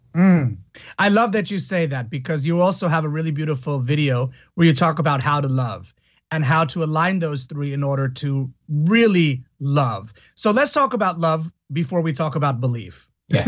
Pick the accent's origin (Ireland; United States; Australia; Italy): Italy; moved away; I grew up in Italy as well